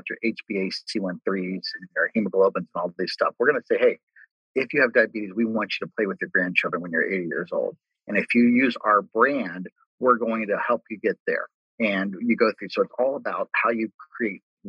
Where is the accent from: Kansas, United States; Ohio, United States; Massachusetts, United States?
Ohio, United States; Cincinnati; So I grew up in Cincinnati, lived my entire life in Cincinnati.